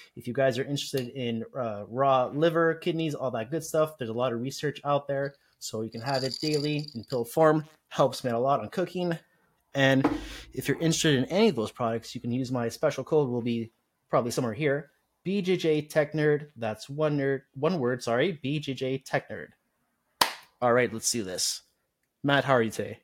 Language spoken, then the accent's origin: English; Montreal, Quebec, Canada; I'm from Montreal